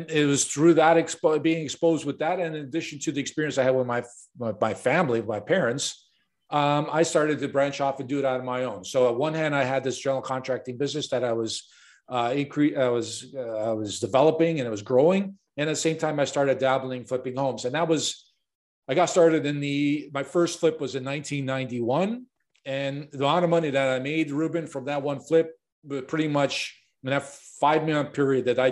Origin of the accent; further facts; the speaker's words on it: Chicago, Illinois, United States; I was born and raised in Chicago, and I got thrown into the business growing up